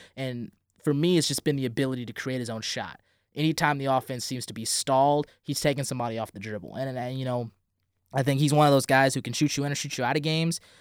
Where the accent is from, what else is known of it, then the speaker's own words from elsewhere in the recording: St. Louis, Missouri, United States; moved away; I'm from Saint Louis, Missouri